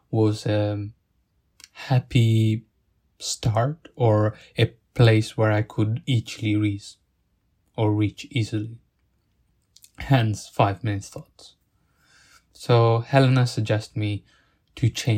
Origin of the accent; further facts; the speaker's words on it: Italy; accent: Italian; English is a second language; now in Sheffield, United Kingdom; I'm from Italy, but my family is from Bangladesh